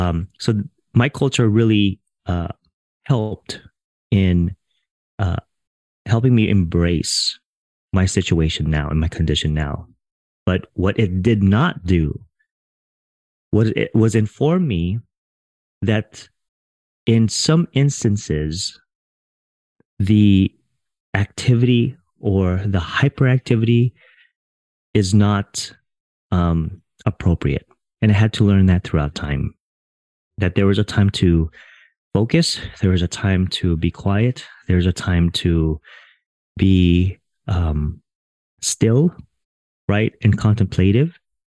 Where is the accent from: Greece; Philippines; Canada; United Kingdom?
Philippines; I didn't grow up Filipino. I am Filipino. I grew up in a Filipino household.